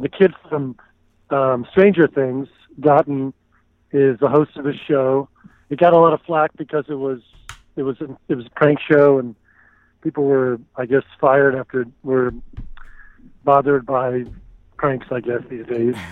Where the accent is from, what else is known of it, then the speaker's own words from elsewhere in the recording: Houston, Texas, United States; moved away as an adult; also born or lived in Austin, Texas; now in Los Angeles, United States; I am originally from uh, Houston